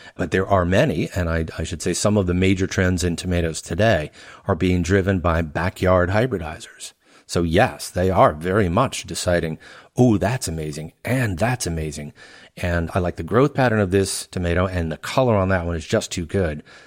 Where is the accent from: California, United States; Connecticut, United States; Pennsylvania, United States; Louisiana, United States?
Louisiana, United States; moved away as an adult; also born or lived in Chicago / Pasadena; I grew up in Louisiana most of my life